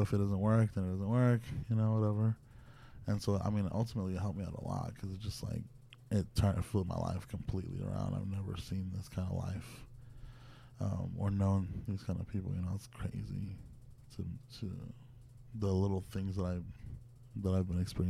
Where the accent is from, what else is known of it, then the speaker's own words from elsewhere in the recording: Hanford, California, United States; also born or lived in Nevada; now in Los Angeles, United States; In right before LA, I was in Nevada, but I'm from Hanford.